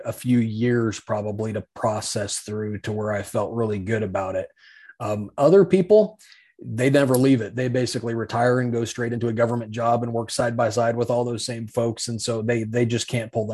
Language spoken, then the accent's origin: English; Salida, Colorado, United States; also born or lived in Thornton, Colorado; I was born in Thornton. That's there at the hospital. And then I grew up, of course, in Salida, Colorado, in the mountains there